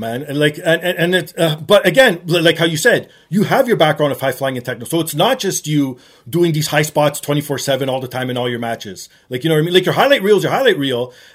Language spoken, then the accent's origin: English; Toronto, Ontario, Canada; my hometown of Toronto